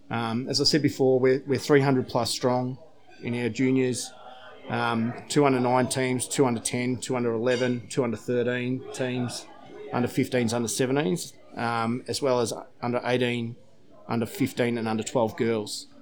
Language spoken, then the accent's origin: English; Terang, Victoria, Australia; moved away as an adult; now in Barwon Heads, Australia; I'm originally from Terang. Played, uh, played footy down at Terang